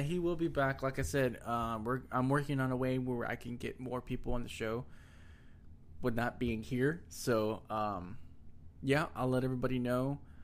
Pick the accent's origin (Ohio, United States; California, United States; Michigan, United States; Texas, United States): Texas, United States; accent: country accent